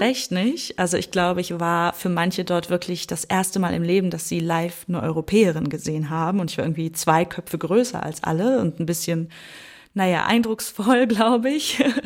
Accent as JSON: {"language": "German", "country": "Germany", "said": "bei uns in Deutschland"}